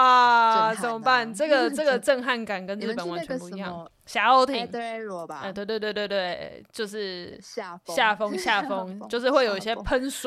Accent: Taiwan; 然后因为我们是来自 We Come From Taiwan 嘛，所以我们就点了一首就是

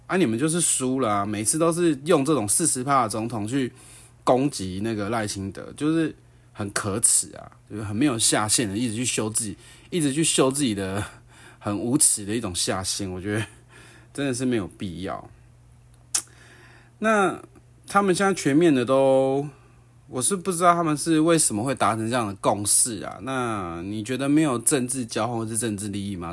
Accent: Taiwan; 我们台湾人如果要成为大陆人的法规

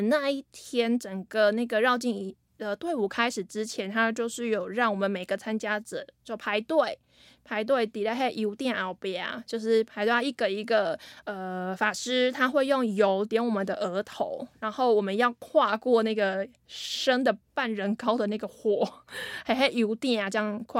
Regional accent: central Taiwan, Taiwan; 可是因为我那个腔调吼，就是可能有些块蓝调，可能有有被北部影响到，还怎么样？就是我回去中部的时候，乡亲都会说

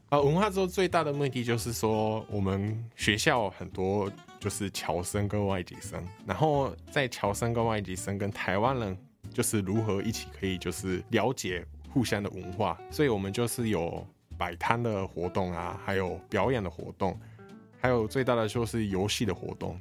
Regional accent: Japan; first language Japanese; Chinese is a second language; moved away as an adult; also born or lived in Taiwan; now in Kaohsiung, Taiwan; 我是来自日本的

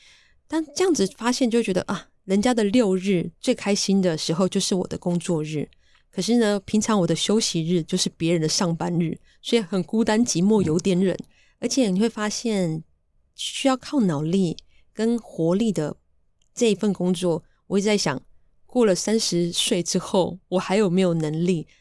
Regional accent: Taichung, Taiwan; now in Yilan, Taiwan; 那其实呢，我的家乡是台中和平乡。那我是泰雅族人

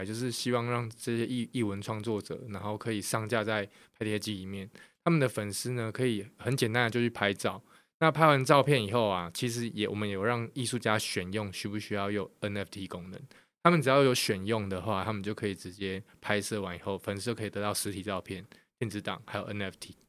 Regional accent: Kaohsiung, Taiwan; accent: Taiwanese, Kaohsiung; 然后我就发现哇，我的声音超台，就听起来很很很高雄人。

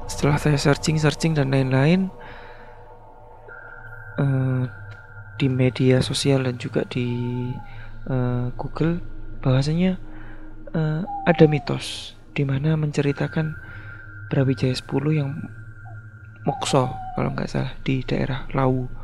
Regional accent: Blora, Central Java, Indonesia; now in Sidoarjo, Indonesia; Saya tinggal di daerah Sidoarjo, tapi asal saya di Jawa Tengah, kota Blora.

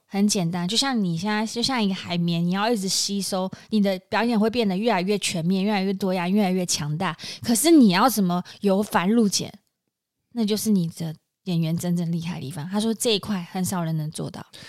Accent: Taiwan; 我们台湾人

